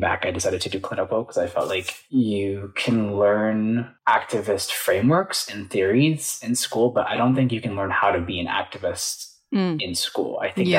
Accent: Michigan, United States; moved away as an adult; now in Los Angeles, United States; I am from Michigan, and I moved out here 2 years ago

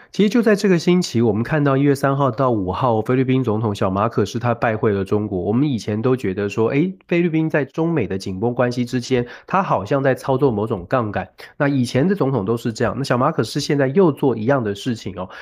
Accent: Taiwan; moved away; 作为台湾人

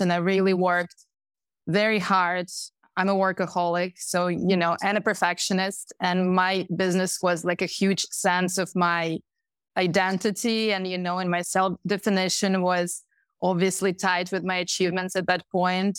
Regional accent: Moscow, Russia; moved away as an adult; also born or lived in Pennsylvania, United States; I was, I was born in Moscow

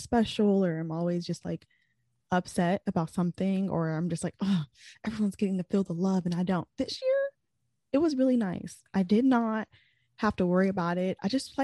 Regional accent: Kansas City, United States; your favorite Kansas City girl

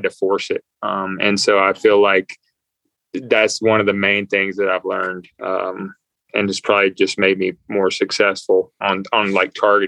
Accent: the Carolinas, United States; Cause I grew up in the Carolinas.

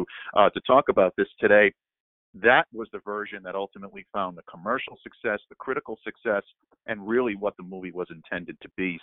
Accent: Northeast, United States; we grew up in the Northeast

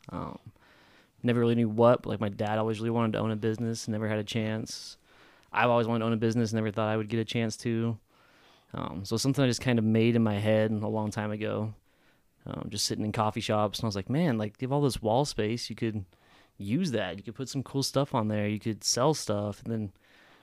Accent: Reno, Nevada, United States; also born or lived in Sparks, Nevada; I'm born and raised right here in Reno, Nevada

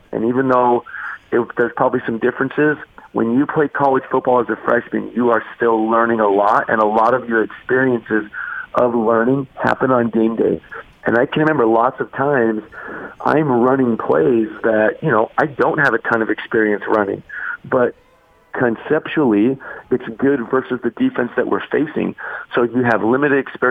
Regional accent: Arizona, United States; moved away; I grew up in Arizona.

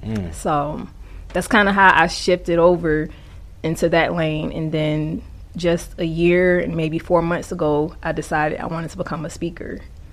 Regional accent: South Carolina, United States; also born or lived in Queens, New York; now in Atlanta, United States; But I grew up in South Carolina. So when people ask me where I'm from, I say New York, South Carolina. I have to give both.

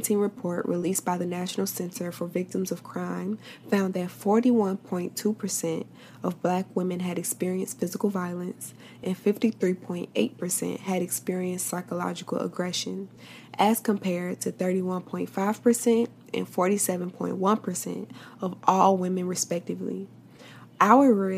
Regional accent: Tallahassee, Florida, United States; right here in my hometown

